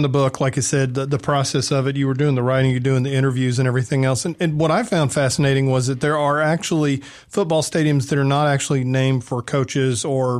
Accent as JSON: {"language": "English", "town": "Marietta", "region": "Georgia", "country": "United States", "tie": "born or raised there", "said": "you know, I grew up in Marietta, Georgia. I mean, my stadium was built."}